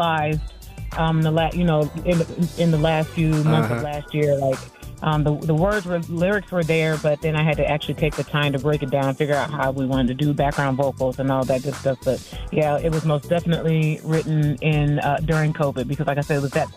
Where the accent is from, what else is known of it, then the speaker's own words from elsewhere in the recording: Peoria, Illinois, United States; I am from Peoria, Illinois, a city about 2 hours south of Chicago.